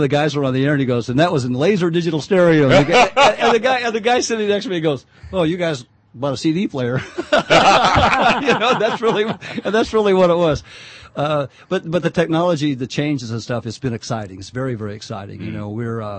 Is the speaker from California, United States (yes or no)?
yes; Winton, California, United States; I grew up in Winton. Yeah. California, and loved growing up there.